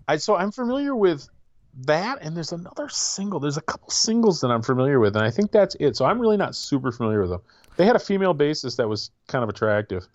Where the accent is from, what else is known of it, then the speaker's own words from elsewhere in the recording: Michigan, United States; me being a Michigan guy